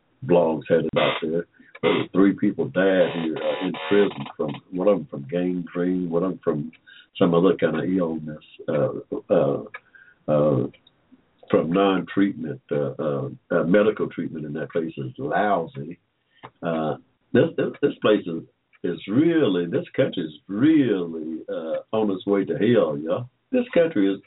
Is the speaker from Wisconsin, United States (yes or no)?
no; Georgia, United States; I was born in 1945 in Georgia